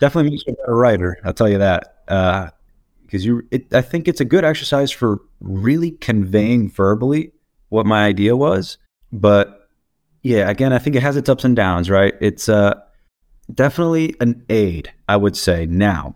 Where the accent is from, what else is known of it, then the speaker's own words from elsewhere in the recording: Dominican Republic; now in Portland, United States; I'm from the Dominican Republic, but currently based out of Portland.